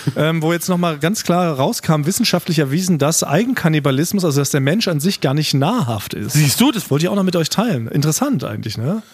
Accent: Berlin, Germany; wir als Berliner, so als Berliner Party-Konnoisseure

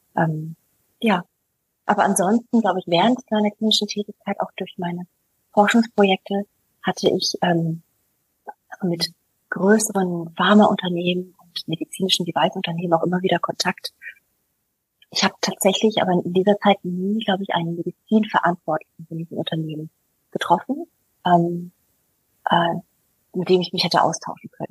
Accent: United States; now in Germany; ich bin ja Amerikanerin, ich komme ja aus einer sehr recht bunten Familie, einer sehr internationalen Familie

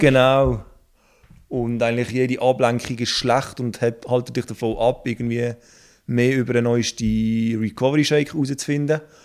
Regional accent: Basel-Landschaft, Switzerland; ich komme aus dem Baselbiet

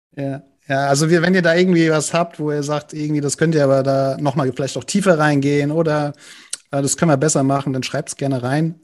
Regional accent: Frankfurt, Hesse, Germany; komme ich aus Frankfurt

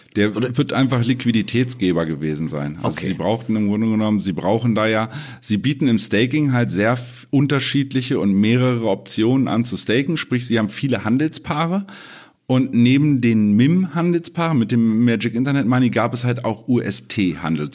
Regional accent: Germany; bei uns in Deutschland

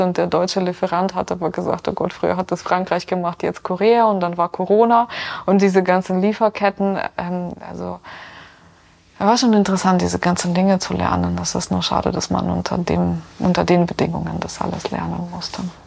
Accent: Ukraine; now in Rosenheim, Germany; dass ich aus der Ukraine komme

